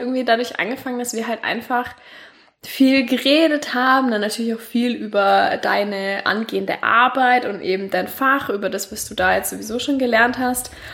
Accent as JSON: {"language": "German", "town": "Nuremberg", "region": "Bavaria", "country": "Germany", "also_born_or_lived": "Tübingen", "said": "ich komme tatsächlich aus Franken, aus Nürnberg"}